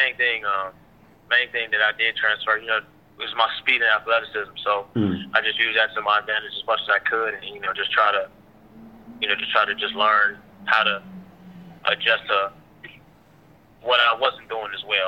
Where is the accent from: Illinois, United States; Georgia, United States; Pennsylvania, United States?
Illinois, United States; Chicago; my hometown, Chicago